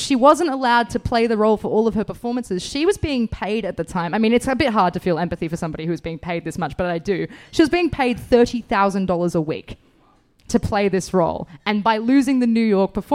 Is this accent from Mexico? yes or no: no; Bathurst, New South Wales, Australia; I'm from Bathurst.